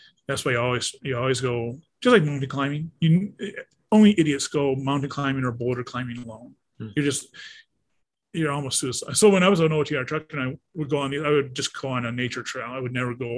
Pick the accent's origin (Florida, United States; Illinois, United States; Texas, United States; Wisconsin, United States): Wisconsin, United States; I'm here from Wisconsin